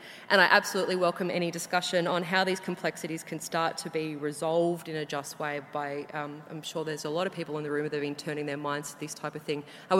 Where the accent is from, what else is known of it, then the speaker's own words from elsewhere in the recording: Latrobe Valley, Victoria, Australia; I'm also from the Latrobe Valley